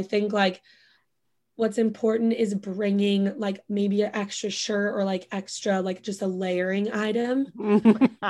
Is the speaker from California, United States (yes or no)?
no; Bend, Oregon, United States; moved away as an adult; also born or lived in Santa Barbara; now in New York, United States; who I grew up with in Bend from high school